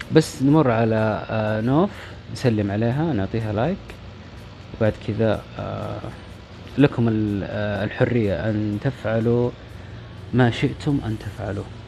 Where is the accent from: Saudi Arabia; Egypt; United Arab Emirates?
Saudi Arabia; نحتفل فيها مو بس كسعوديين